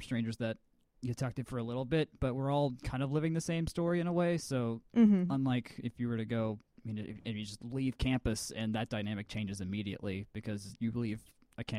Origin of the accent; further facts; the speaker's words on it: Atlanta, Georgia, United States; I grew up in Avondale, in East Atlanta